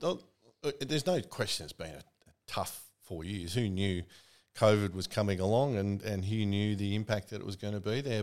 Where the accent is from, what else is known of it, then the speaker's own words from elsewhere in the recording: Melbourne, Victoria, Australia; Melbourne growing up for me was in the outer suburbs. I grew up in Bayswater.